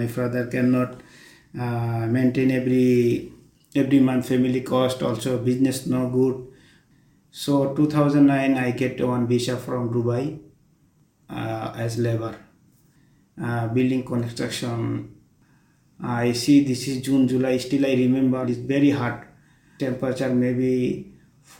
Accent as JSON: {"language": "English", "country": "Bangladesh", "second_language": "English", "moved": "as an adult", "lives_now": "Doha, Qatar", "said": "I'm from Bangladesh"}